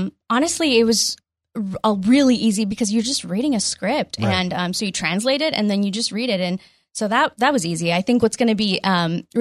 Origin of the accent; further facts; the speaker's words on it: New Mexico, United States; first language Spanish; English is a second language; My parents and I, we moved to New Mexico when I was pretty young